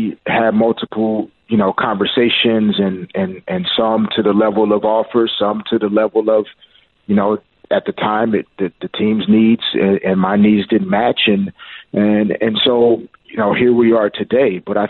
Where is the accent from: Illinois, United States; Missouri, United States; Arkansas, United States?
Arkansas, United States; Little Rock; I grew up on great college basketball. I'm from Little Rock, Arkansas, so college basketball was really big for me.